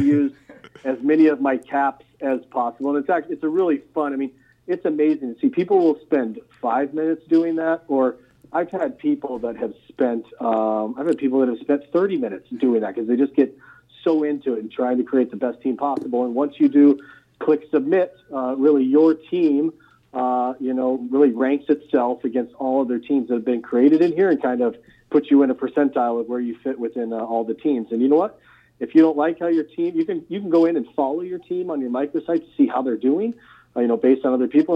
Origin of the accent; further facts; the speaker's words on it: Nebraska, United States; I'm from Nebraska, which I am